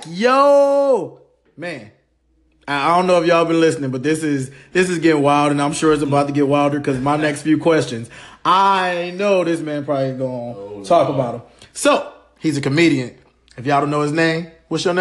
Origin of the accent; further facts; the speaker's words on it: Compton, California, United States; I was born and raised in California.